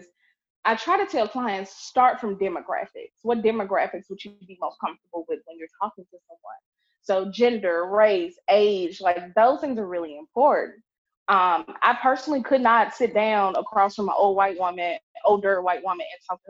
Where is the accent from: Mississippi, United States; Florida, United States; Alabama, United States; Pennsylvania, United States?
Mississippi, United States; Clarksdale; I'm from Clarksdale, Mississippi. This is rural